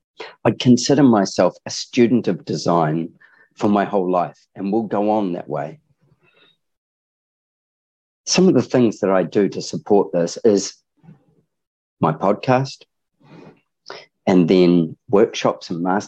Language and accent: English; New Zealand; I'm very sad to hear that New Zealand got kicked off the list, being a Kiwi myself.